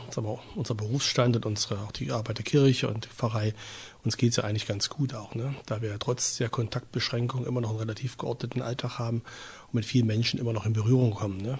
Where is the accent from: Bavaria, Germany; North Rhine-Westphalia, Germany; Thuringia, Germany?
Thuringia, Germany; Ich bin hier in der Nähe von Erfurt groß geworden